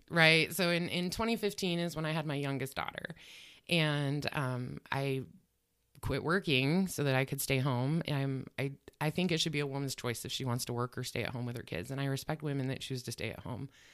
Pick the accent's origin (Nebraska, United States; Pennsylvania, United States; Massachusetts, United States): Nebraska, United States; Grant; moved away as an adult; also born or lived in North Omaha, Nebraska; now in Omaha, United States; I'm originally from the Grant and Ogallala area